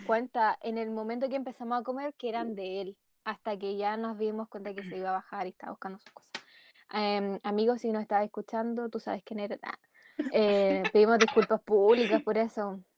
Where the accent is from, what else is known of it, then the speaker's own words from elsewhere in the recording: Concepción, Biobío, Chile; vivía en Chillán y yo soy de Concepo.